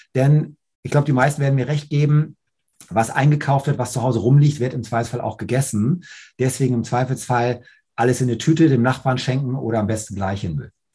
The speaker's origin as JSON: {"language": "German", "region": "Hamburg", "country": "Germany", "said": "bei uns in Hamburg"}